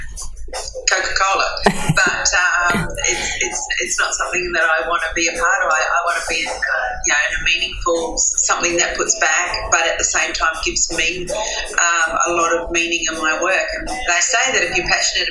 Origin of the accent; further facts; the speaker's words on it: New Zealand; now in Sydney, Australia; Growing up in New Zealand